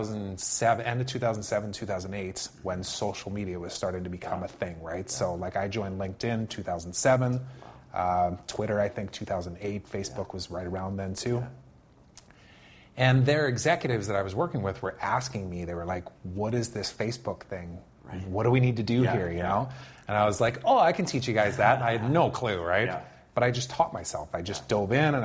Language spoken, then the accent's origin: English; Saskatoon, Saskatchewan, Canada; moved away; I went to work for a digital agency in my hometown, which is in Saskatoon, mm-hmm. back in Saskatchewan